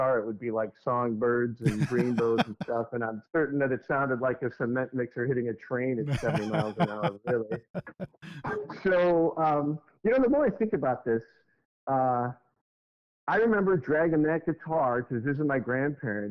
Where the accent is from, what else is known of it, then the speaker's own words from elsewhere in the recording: Park Ridge, Illinois, United States; also born or lived in Elk Grove Village, Illinois / Schaumburg, Illinois / Naperville, Illinois / Aurora, Illinois; I grew up in Park Ridge